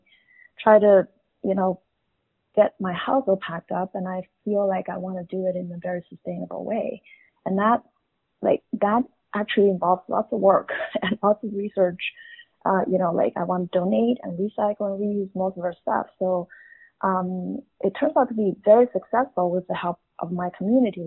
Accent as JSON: {"language": "English", "region": "Beijing", "country": "China", "tie": "born or raised there", "moved": "as an adult", "lives_now": "Canada", "said": "I was born and raised in Beijing, and when I was 21, I moved to Canada"}